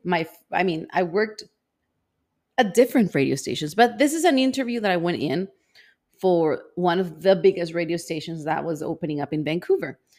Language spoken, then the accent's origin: English; El Salvador; moved away as an adult; also born or lived in Canada; I grew up in El Salvador